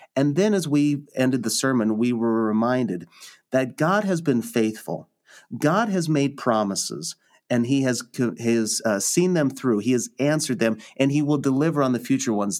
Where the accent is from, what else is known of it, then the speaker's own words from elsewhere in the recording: Lincoln, Nebraska, United States; born and raised in Lincoln, Nebraska